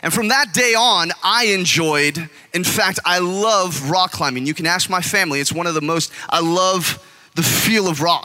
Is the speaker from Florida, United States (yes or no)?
no; California, United States; I'm from California, and the beach is all there